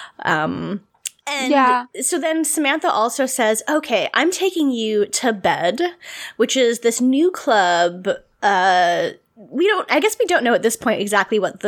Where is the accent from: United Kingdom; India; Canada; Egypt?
Canada; we had Much Music here